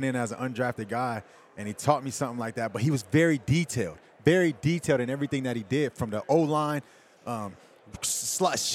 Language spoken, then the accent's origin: English; San Francisco, California, United States; growing up in San Francisco, going in San Francisco